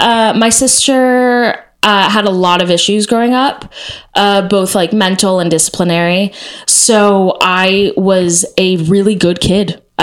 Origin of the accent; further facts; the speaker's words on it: Texas, United States; I like was part of this thing called Noise House when I was growing up in Texas